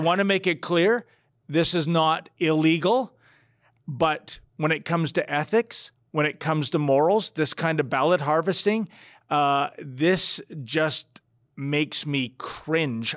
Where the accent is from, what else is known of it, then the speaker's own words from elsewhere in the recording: Toronto, Ontario, Canada; also born or lived in Newfoundland; "Where are you from?" And I would say, "Toronto."